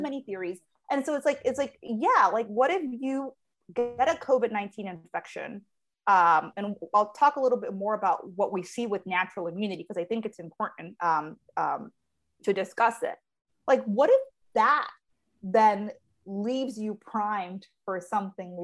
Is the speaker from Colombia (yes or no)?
yes; Colombia; moved away; being born and raised in Colombia